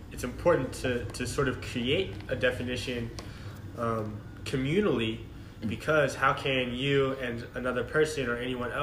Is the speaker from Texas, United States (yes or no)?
yes; Austin, Texas, United States; moved away as an adult; now in Washington, D.C., United States; I'm from Austin, Texas